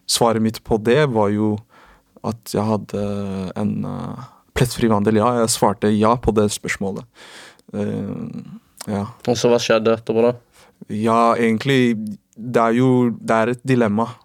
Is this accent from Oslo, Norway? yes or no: yes; Oslo, Norway; for min del er det jeg er jo fra Oslo, en liten